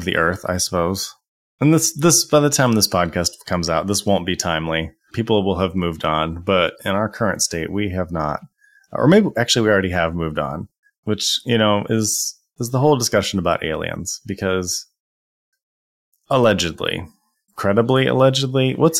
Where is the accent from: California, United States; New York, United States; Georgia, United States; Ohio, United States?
Ohio, United States; Dayton; I grew up in Dayton, Ohio, which is right near Wright-Patterson Air Force Base.